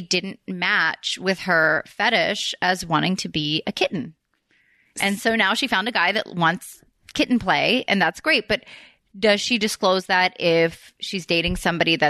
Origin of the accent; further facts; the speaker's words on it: Philadelphia, Pennsylvania, United States; I'm from Philly. I'm from right by Jersey.